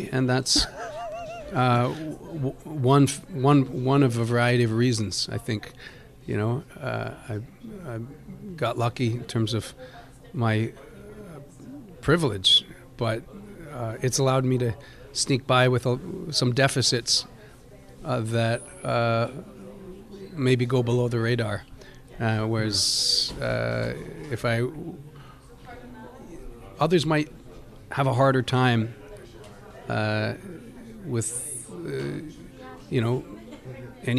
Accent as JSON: {"language": "English", "town": "Caledonia", "region": "Ontario", "country": "Canada", "tie": "born or raised there", "also_born_or_lived": "Burlington / Hamilton", "said": "I grew up in Caledonia and moved to Hamilton, which was the big city growing up"}